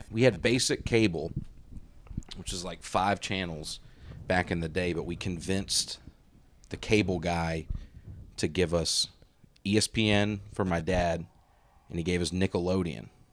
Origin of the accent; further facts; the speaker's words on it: Alabama, United States; now in Tennessee, United States; grow up in Alabama and live in Tennessee